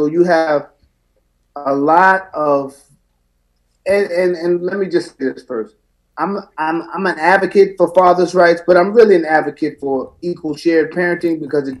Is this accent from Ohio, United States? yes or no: no; Queens, New York, United States; I'm a veteran of the United States Marine Corps. I'm from Jamaica, Queens, New York.